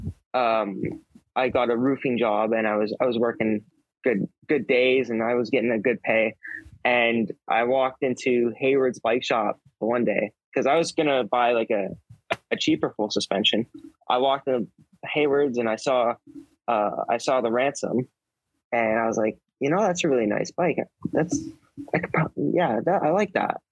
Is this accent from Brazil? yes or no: no; Ontario, Canada; moved away; I grew up in Ontario